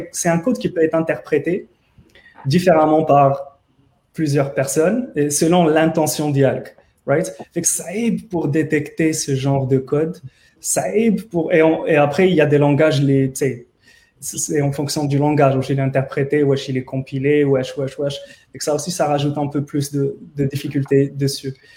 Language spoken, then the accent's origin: French; Morocco; parce que عارفين que je suis marocain